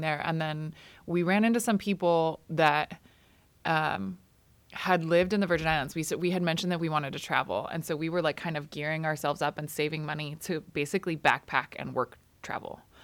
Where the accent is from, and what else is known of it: Grants Pass, Oregon, United States; born or raised there; also born or lived in Oxnard, California / Port Hueneme, California